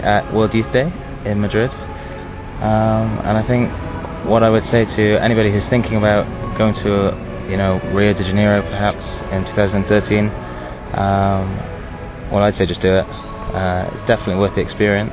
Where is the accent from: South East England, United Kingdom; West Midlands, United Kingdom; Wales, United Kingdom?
Wales, United Kingdom; I'm 19 from Wales.